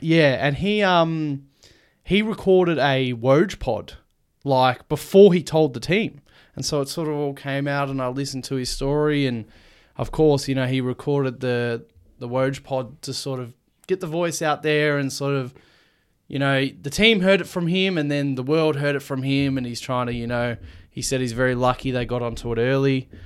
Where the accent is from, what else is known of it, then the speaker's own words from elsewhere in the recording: Australia; we're an Australian podcast.